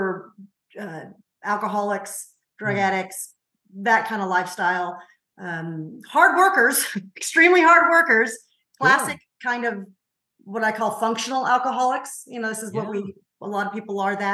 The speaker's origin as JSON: {"language": "English", "town": "Covina", "region": "California", "country": "United States", "tie": "born or raised there", "said": "I grew up in a city called Covina. It's about 20 miles, is that correct? Of east"}